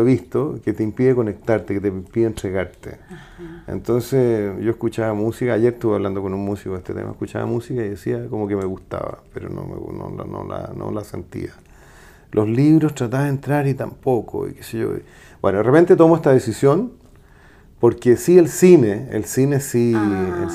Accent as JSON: {"language": "Spanish", "town": "Santiago", "region": "Santiago Metropolitan Region", "country": "Chile", "tie": "born or raised there", "said": "yo nací en Santiago Centro al lado de un circo y me eduqué en el Manuel de Salas"}